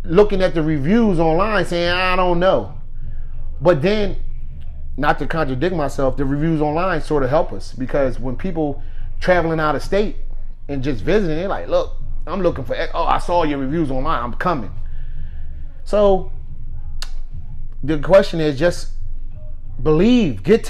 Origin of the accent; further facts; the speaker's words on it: Camden, New Jersey, United States; I'm from Camden, New Jersey